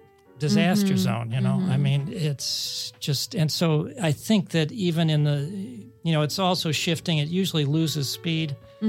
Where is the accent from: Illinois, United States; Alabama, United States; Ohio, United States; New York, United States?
Ohio, United States; moved away; my home state, Ohio